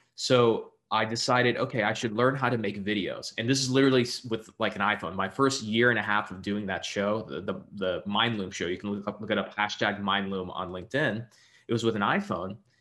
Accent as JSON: {"language": "English", "region": "Texas", "country": "United States", "said": "I'm originally from Texas."}